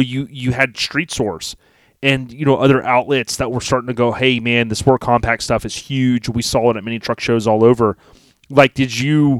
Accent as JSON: {"language": "English", "region": "Florida", "country": "United States", "tie": "born or raised there", "said": "I was born and raised in Florida"}